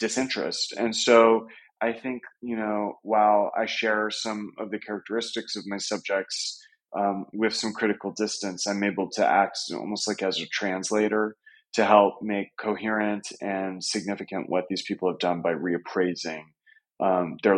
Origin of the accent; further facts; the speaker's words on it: California, United States; moved away as an adult; now in New York, United States; I grew up in California in the late 90s